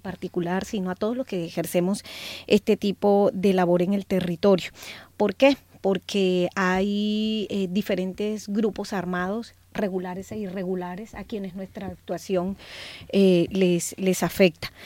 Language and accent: Spanish; Colombia; also born or lived in Barranquilla / Sucre; como colombianos y colombianas somos un pueblo que es organizado